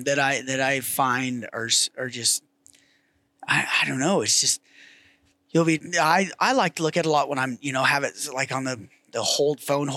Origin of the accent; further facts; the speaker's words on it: Wyoming, United States; Wyoming, my home state